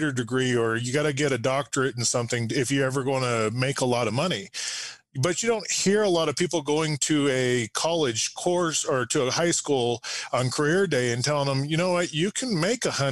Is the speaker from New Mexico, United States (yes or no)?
yes; New Mexico, United States; I'm a third generation from New Mexico, born and raised here in New Mexico in a small farming community outside of Albuquerque